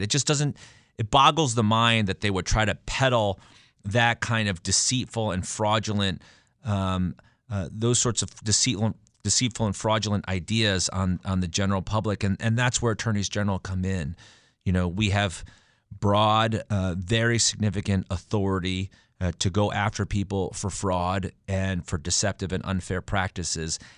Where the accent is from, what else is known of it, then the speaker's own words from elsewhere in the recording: Stamford, Connecticut, United States; my hometown, my backyard of Stamford, Connecticut